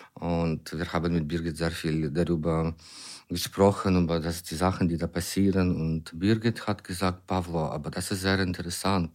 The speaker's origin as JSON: {"language": "German", "country": "Ukraine", "also_born_or_lived": "near Düsseldorf", "second_language": "German", "said": "Ich bin ein Ukrainer, äh, ein Dramatiker aus der Ukraine"}